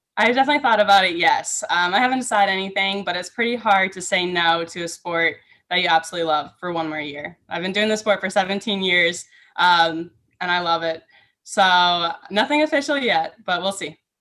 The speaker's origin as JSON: {"language": "English", "region": "Minnesota", "country": "United States", "tie": "born or raised there", "said": "I grew up in Minnesota"}